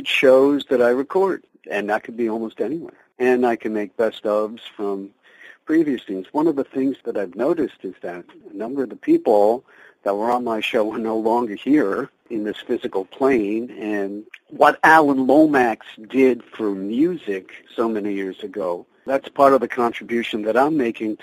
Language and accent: English; Long Island, New York, United States; also born or lived in Bronx, New York / Queens, New York; moved to Long Island when, in 1960. I was four